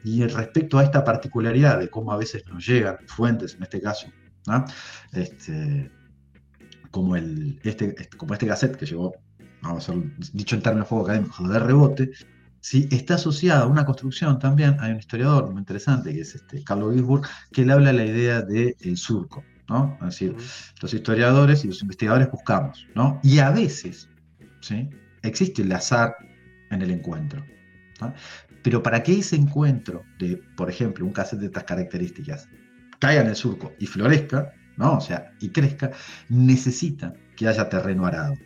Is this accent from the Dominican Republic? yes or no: no; Uruguay; Nosotros somos uruguayos, pero somos ni argentinos ni brasileños.